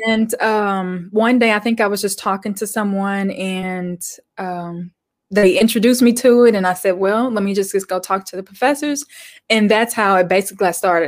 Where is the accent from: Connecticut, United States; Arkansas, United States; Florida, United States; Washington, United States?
Arkansas, United States; also born or lived in Little Rock; I grew up in Arkansas. I'm still here.